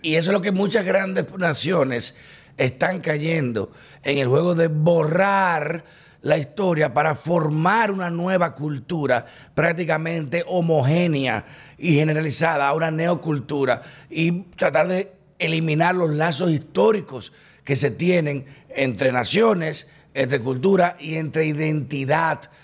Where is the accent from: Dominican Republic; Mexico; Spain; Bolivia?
Dominican Republic; me siento todavía más orgulloso de mi dominicanidad